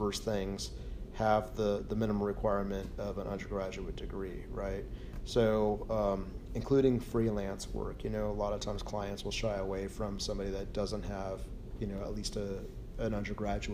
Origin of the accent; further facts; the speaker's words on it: California, United States; I grew up in California